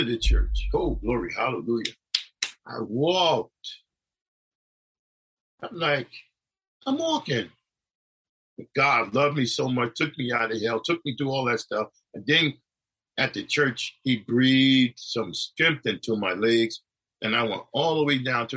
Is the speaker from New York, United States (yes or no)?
yes; New York, United States; also born or lived in Connecticut; where I grew up in New York and the place in Connecticut